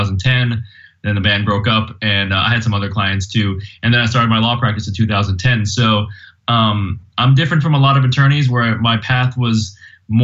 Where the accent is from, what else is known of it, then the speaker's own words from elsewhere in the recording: Miami, Florida, United States; now in Los Angeles, United States; I was growing up in Miami